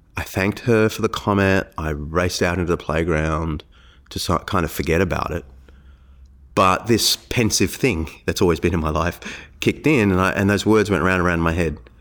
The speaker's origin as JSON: {"language": "English", "town": "Sydney", "region": "New South Wales", "country": "Australia", "tie": "born or raised there", "said": "I grew up in Sydney"}